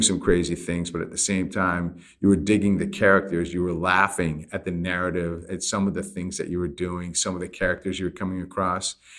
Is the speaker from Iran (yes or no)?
yes; Iran; moved away; I grew up in Iran